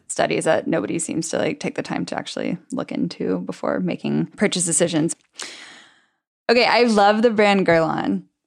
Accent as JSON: {"language": "English", "region": "Texas", "country": "United States", "said": "I'm from Texas"}